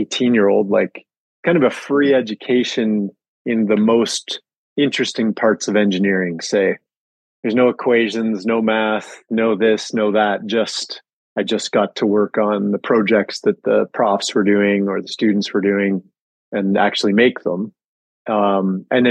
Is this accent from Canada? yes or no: yes; Calgary, Alberta, Canada; I grew up in Calgary, and I was like a really small kid until high school.